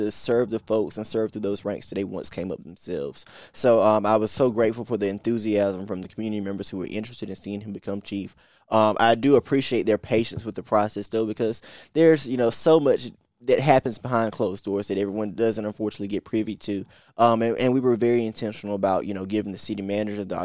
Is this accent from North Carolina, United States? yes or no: yes; Kinston, North Carolina, United States